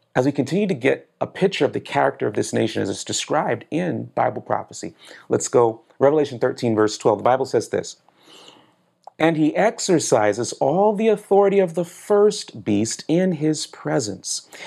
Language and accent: English; South Florida, United States; also born or lived in Manhattan, New York / Brooklyn, New York; I was born in Manhattan, New York. I was raised in Brooklyn, New York. I grew up in South Florida